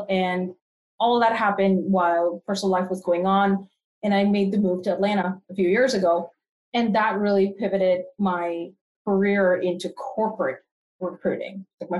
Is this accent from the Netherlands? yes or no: no; Canada; now in United States; I am part Canadian and part American. So I like to say I'm a complete North American, if you will. So I spent a good part of my life in Canada and then transitioned here back to the US quite a few years ago.